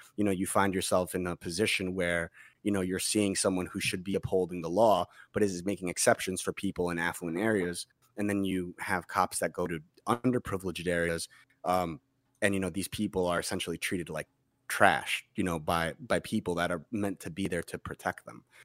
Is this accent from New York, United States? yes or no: yes; Massapequa, New York, United States; where I grew up in Massapequa